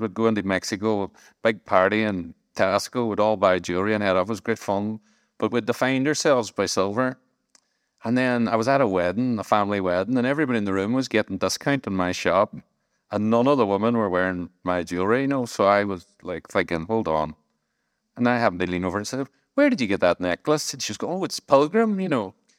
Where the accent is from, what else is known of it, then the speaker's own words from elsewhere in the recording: Strabane, Northern Ireland, United Kingdom; moved away; also born or lived in Manchester; I was from Strabane